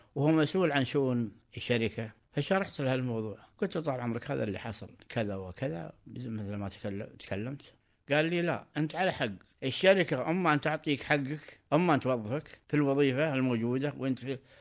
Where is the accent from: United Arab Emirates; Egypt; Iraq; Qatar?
Qatar; انا مواطن قطري